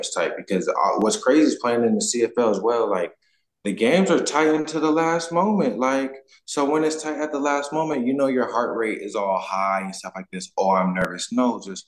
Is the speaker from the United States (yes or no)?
yes; United States; moved away as an adult; now in Canada; I'm from the States